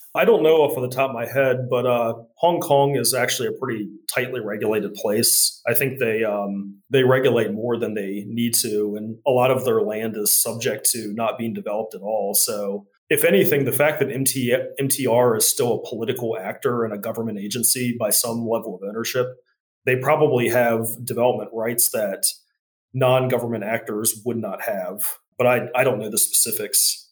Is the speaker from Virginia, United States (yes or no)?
yes; Charlottesville, Virginia, United States; my hometown of Charlottesville